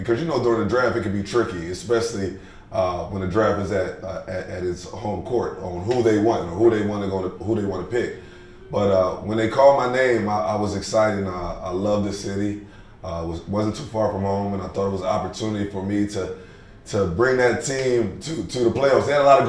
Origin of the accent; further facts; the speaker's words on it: Philadelphia, Pennsylvania, United States; I'm an East Coast dude, so I'm from Philadelphia, which is an hour and a half away.